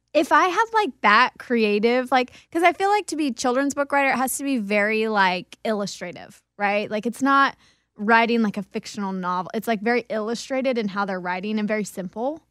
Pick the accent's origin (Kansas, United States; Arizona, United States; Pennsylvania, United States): Kansas, United States; I grew up in Kansas